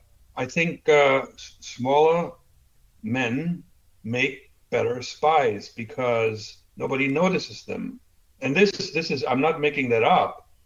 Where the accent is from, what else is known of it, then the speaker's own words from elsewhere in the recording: Germany; accent: German; English is a second language; my talent to get rid of almost 100% of my German accent was so unique that they said, all right, he's going to the U.S., they have tall people.